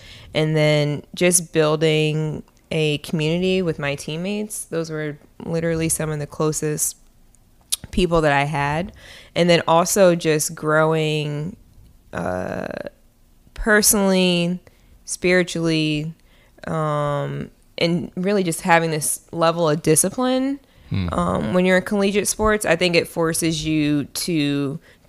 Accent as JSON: {"language": "English", "town": "Robbinsville", "region": "New Jersey", "country": "United States", "tie": "born or raised there", "also_born_or_lived": "Trenton, New Jersey", "said": "I am from Robbinsville, New Jersey. I was born in Trenton, New Jersey, and then moved to Robbinsville when I was five."}